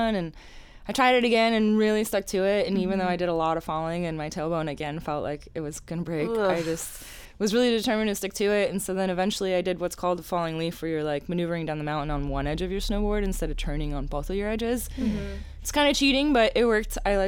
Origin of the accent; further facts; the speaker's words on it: Pennsylvania, United States; So I grew up in Pennsylvania in the Poconos.